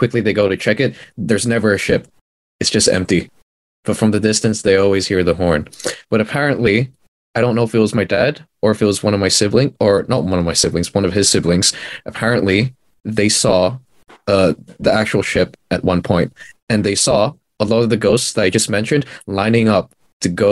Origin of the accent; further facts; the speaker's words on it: Philippines; moved away; I was born in the Philippines